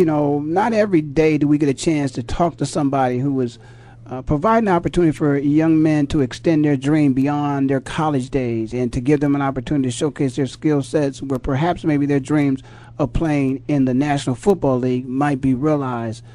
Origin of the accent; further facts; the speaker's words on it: Ohio, United States; I'm a guy born and raised in Ohio